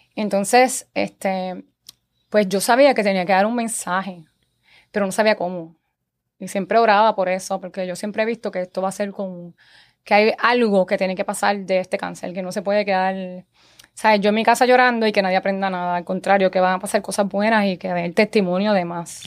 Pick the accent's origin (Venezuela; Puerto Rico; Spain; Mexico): Puerto Rico; Guaynabo; also born or lived in Santurce; yo nací en Santurce, me he criado en Guaynabo, llevo 38 años, 35 años viviendo en Guaynabo